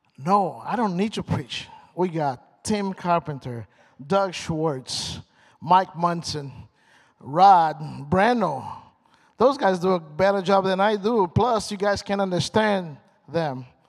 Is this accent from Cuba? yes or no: no; Brazil; English is a second language; moved away as an adult; also born or lived in Michigan / Indiana; now in United States; So I'm from Brazil. I, got, I came here in 1999, long time ago, almost half and half